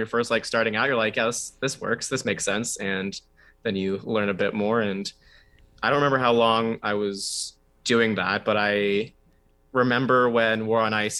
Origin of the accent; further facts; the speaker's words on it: Toronto, Ontario, Canada; I grew up in Toronto, so all throughout school, people would always call me